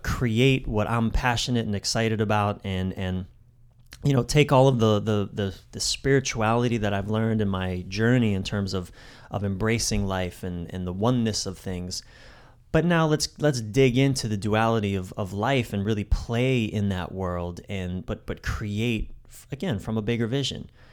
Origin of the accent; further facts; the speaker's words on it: East Coast, United States; I'm from the East Coast.